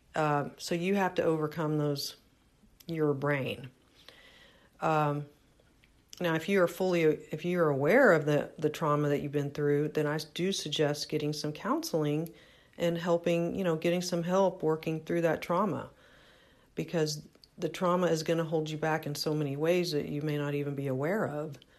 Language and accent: English; Houston, Texas, United States; moved away; I was raised in Houston.